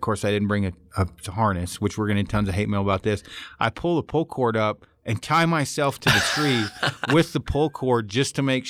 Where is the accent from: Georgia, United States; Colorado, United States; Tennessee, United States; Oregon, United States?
Oregon, United States; Now, I'm from Oregon originally.